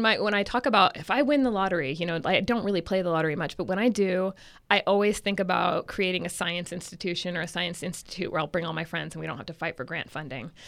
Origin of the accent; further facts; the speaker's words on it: Santa Rosa, California, United States; now in Davis, United States; I'm originally from Northern California, so I'm from a town in Sonoma County called Santa Rosa. And when I used to, you know, when I was growing up, we would drive around and cows were everywhere.